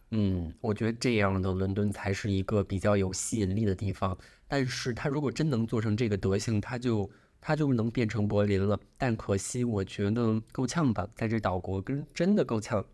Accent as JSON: {"language": "Chinese", "country": "China", "moved": "yes", "lives_now": "London, United Kingdom", "said": "咱就是中国人"}